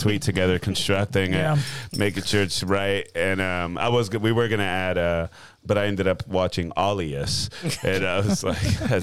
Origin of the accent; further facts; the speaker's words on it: Dallas, Texas, United States; I'm from Dallas